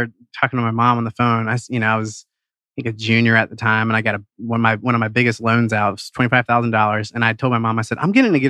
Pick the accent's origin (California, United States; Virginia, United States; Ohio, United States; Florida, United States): Ohio, United States; Cincinnati; moved away as an adult; now in Atlanta, United States; I grew up in Cincinnati, went to the University of Cincinnati, came down here right after graduation